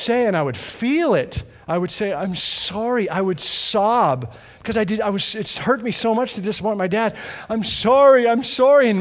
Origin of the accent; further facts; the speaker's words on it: Edmonton, Alberta, Canada; moved away; I grew up in Western Canada, in Edmonton, straight north of here